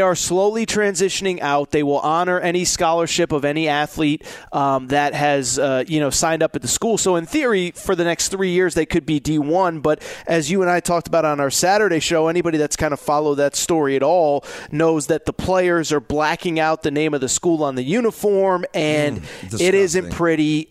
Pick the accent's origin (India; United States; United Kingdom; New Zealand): United States; West Hartford, Connecticut; where I grew up in West Hartford